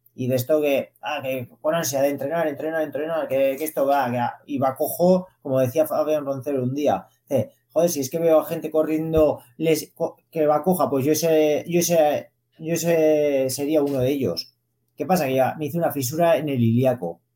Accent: Zaragoza, Aragon, Spain; yo nací en Zaragoza, sí que de pequeño eh, vivía en el barrio de Las Fuentes, que es un barrio obrero de Zaragoza

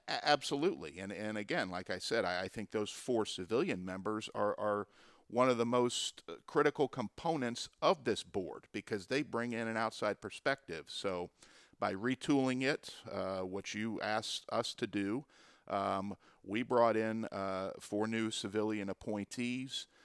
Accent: Pompano Beach, Florida, United States; the city of Pompano Beach, which is my hometown where I grew up

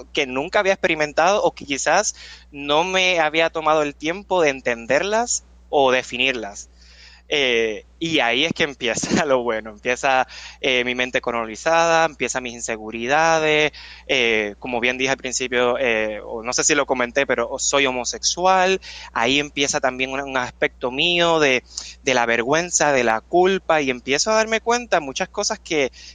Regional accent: Puerto Rico; moved away as an adult; now in New York, United States; yo nací y me crié en Puerto Rico

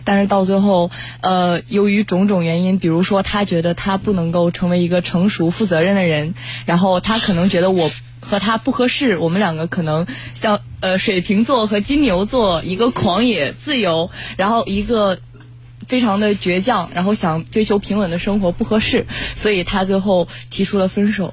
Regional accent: Changchun, Jilin, China; moved away as an adult; now in Nanjing, China; 我来自吉林长春，东三省的

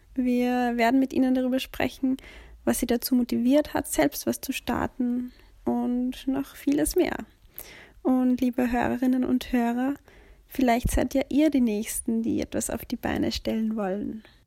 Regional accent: Upper Austria, Austria; moved away as an adult; now in Vienna, Austria; Ich bin ursprünglich aus Oberösterreich und vor circa sechs Jahren für das UBM-Studium nach Wien gekommen

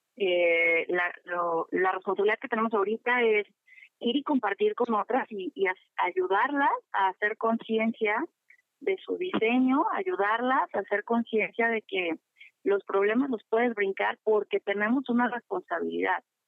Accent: Mexico; como, mexicano

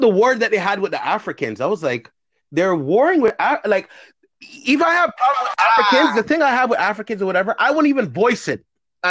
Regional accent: Canada; also born or lived in Caribbean; we're Canadian

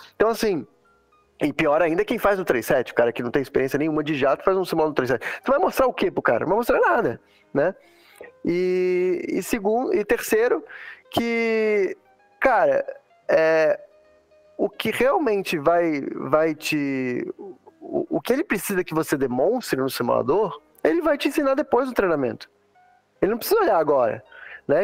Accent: Santa Catarina, Brazil; also born or lived in Teresópolis, Rio de Janeiro, Brazil / Middle East; now in Texas, United States; eu sou do sul, né, velho? Sou de Santa Catarina

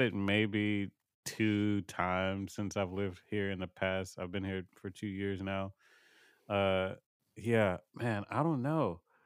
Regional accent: Houston, Texas, United States; born and raised in Houston, Texas

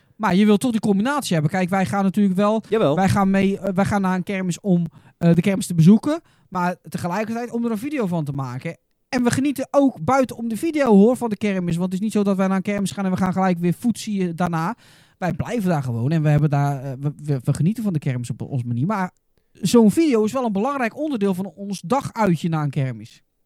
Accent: Goes, Zeeland, Netherlands

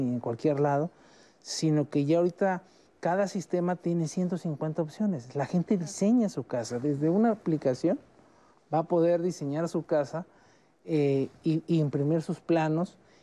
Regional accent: Mexico; todos somos mexicanos

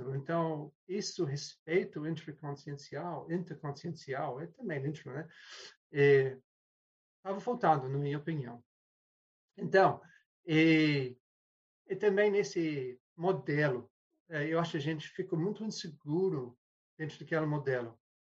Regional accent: New Zealand; Portuguese is a second language; moved away; also born or lived in London; E eu sou da Nova Zelândia inicialmente, mas eu estava morando em Londres

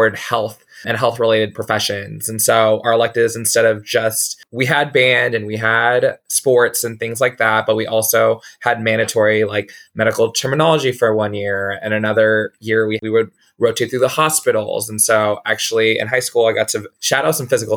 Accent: San Antonio, Texas, United States; also born or lived in Houston, Texas; I was born and raised in San Antonio, Texas

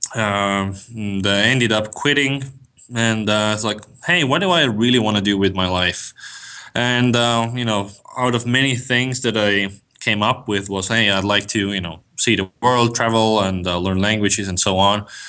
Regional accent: Estonia; moved away as an adult; now in United States; I'm from Estonia. Uh, for the last three years, I've, I've lived in the States

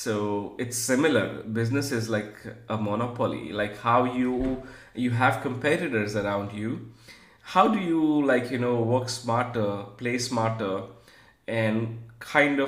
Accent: Gujarati family in India, India; I'm like from Gujarati family in India

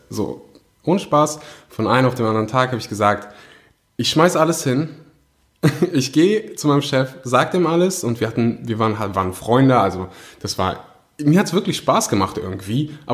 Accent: Germany; born there; meine Eltern kommen gebürtig aus Usbekistan, ähm, sind dann irgendwann mal, also erst Russland, dann verschleppt nach Usbekistan, dann nach Deutschland, da bin ich auch geboren.

